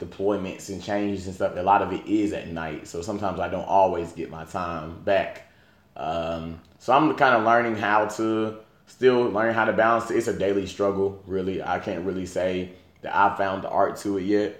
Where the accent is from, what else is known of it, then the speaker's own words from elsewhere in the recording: Atlanta, Georgia, United States; Born and raised in Southwest Atlanta